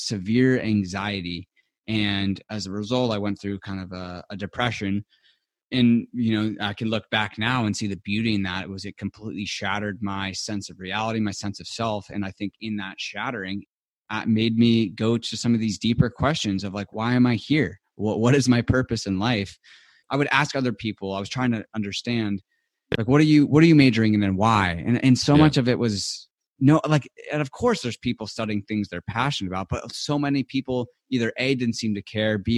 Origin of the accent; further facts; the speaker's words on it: Southern California, United States; I grew up in Southern California in a really nice neighborhood and community